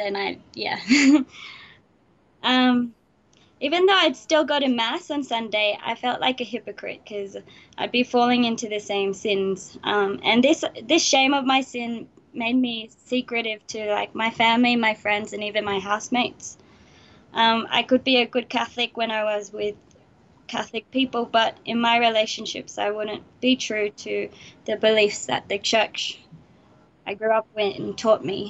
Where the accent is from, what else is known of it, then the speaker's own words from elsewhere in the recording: Sydney, New South Wales, Australia; I was born in Sydney, Australia